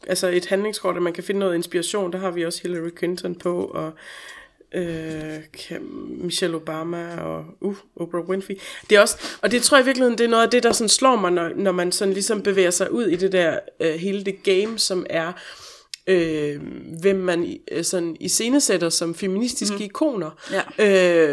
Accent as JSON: {"language": "Danish", "country": "Denmark", "moved": "yes", "said": "den del af provinsen, hvor jeg kommer fra"}